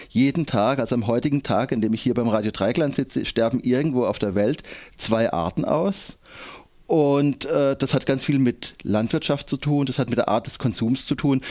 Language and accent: German; Endingen, Baden-Württemberg, Germany; Ich komme aus Endingen